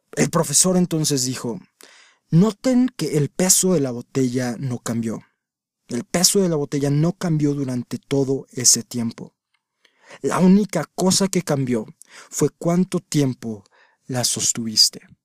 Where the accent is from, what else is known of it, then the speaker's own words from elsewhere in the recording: Mexico; en mi país, México